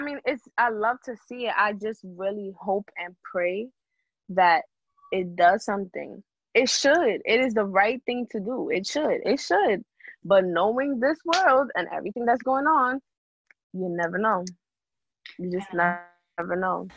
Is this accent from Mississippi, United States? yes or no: no; New York City, New York, United States; I'm from the Bronx, New York, and I actually I want to say I, I grew up in a small town. Like the Bronx